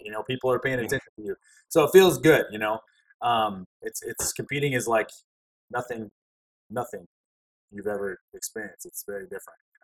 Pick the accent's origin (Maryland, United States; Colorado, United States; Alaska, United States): Alaska, United States; moved away; also born or lived in Louisiana; I grew up in Alaska. I spent most of my years there. Alaska's home